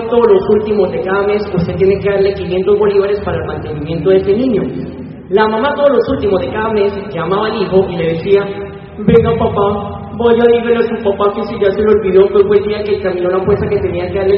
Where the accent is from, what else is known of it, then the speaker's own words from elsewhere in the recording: Colombia; moved away; also born or lived in Venezuela; yo soy de Colombia para los que no sabían.